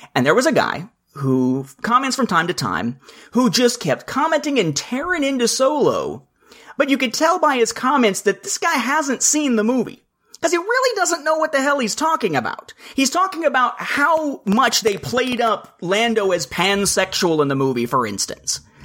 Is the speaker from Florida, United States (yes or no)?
no; Evansville, Indiana, United States; now in Atlanta metro area, United States; my hometown of Evansville, Indiana